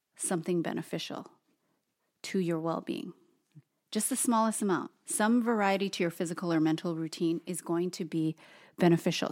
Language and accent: English; Hawaii, United States; both Toast and I being born and raised in Hawaii